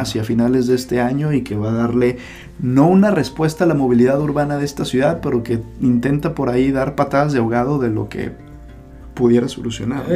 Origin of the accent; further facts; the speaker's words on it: Guadalajara, Jalisco, Mexico; nací en esta ciudad, pero para mí es una de las ciudades más bellas del mundo y es precisamente la ciudad de Guadalajara